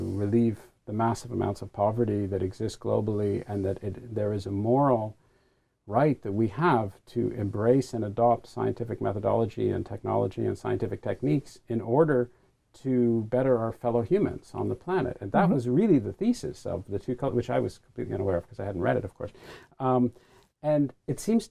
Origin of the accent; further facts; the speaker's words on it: Canada; a Canadian who's still a citizen of the crown